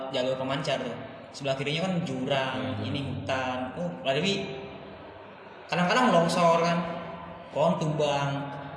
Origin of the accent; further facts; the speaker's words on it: Bogor, West Java, Indonesia; gue jelasin lah gue dari Bogor gini gini gini gini